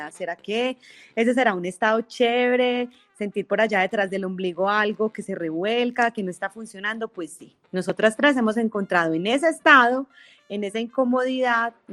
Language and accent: Spanish; Manizales, Caldas, Colombia; también soy de Manizales, también soy orgullosamente cuarentona